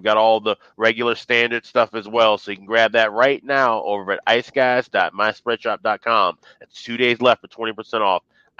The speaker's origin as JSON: {"language": "English", "town": "Chicago", "region": "Illinois", "country": "United States", "moved": "as an adult", "lives_now": "St. Paul, United States", "said": "right here in my home of St. Paul. Now, I'm a Chicagoan, you know, through and through to the end of the days, but St. Paul's been my home for the last 15 years"}